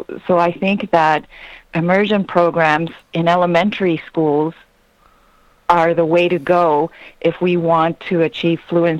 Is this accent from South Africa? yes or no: no; Ecuador; first language Spanish; English is a second language; moved away as an adult; also born or lived in California, United States; now in United States; I was born in California to Ecuadorian parents, and when I was about 3 years old, my parents decided to go back to Ecuador, where they were from, so I grew up over there